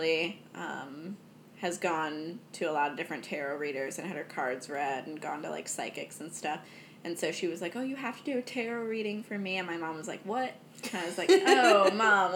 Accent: United States; I was born here in America

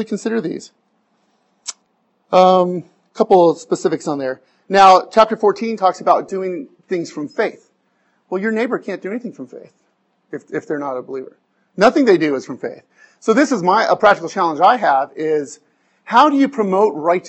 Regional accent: Arizona, United States; moved away; I'm from Arizona

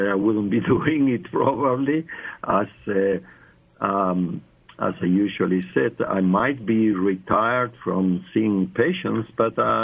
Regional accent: Argentina; English is a second language; moved away as an adult; also born or lived in South Africa; I was born in Argentina, and that's many years ago, many moons ago, And actually, I worked for 40 years, lived and worked 40 years in South Africa. And so my English is South African, but my accent is not.

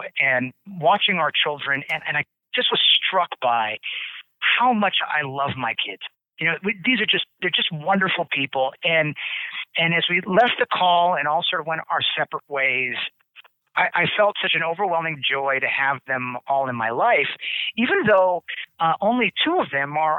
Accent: Hawaii, United States; now in Door County, United States; I'm from Hawaii

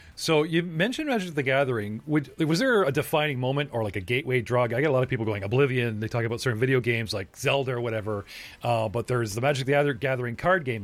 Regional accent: Canada; I'm Canadian

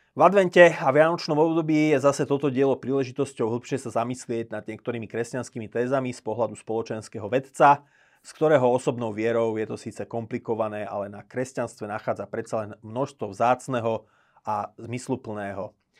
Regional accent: Slovakia; ako Slovák

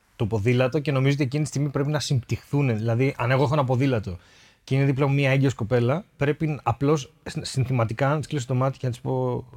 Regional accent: Thessaloniki, Central Macedonia, Greece; ήμασταν εμεί από τη Θεσσαλονίκη

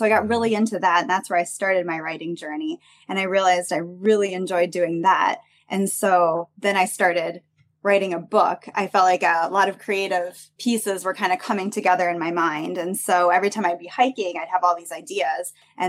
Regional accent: Dubuque, Iowa, United States; moved away as an adult; also born or lived in Central Oregon; now in Bend, United States; Yeah, so I'm originally from Iowa, born and raised. I moved to Central Oregon about a decade ago. So quite a different change of scenery for sure.

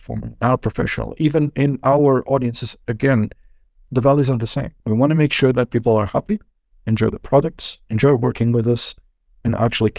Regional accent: Portugal; moved away as an adult; now in Finland; coming from my home country, Portugal

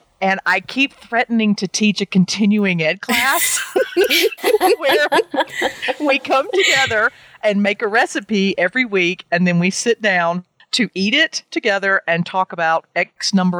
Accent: Georgia, United States; what I grew up eating in South Georgia

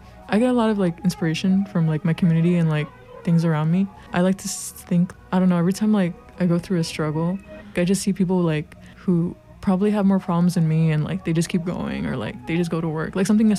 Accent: Chicago, Illinois, United States; I'm 21. I go by she, her, and I'm from Pilsen, but I live in Brighton Park now.

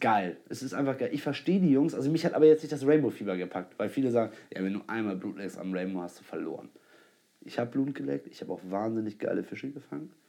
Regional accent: Germany; als Deutscher

